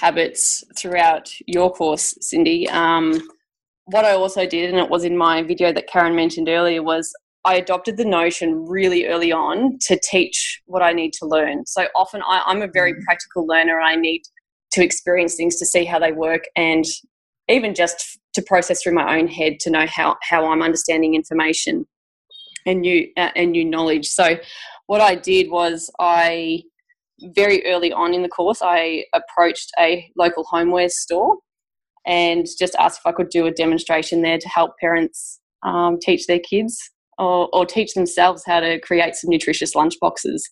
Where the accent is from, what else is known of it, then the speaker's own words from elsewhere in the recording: Victoria, Australia; I'm from Victoria, so the Victoria curriculum